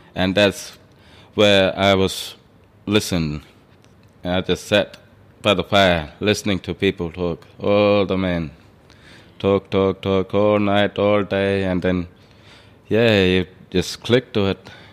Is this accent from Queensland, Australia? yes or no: no; Alice Springs, Northern Territory, Australia; also born or lived in Hermannsburg / Perth; now in Indulkana, Australia; where I'm originally from, Hemispeg and Alice Springs. I was born in Alice Springs